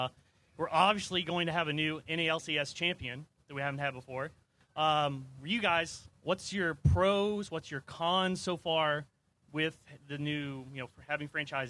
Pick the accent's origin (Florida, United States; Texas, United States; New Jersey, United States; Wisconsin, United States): Florida, United States; Jacksonville; I'm calling originally from Jacksonville, Florida.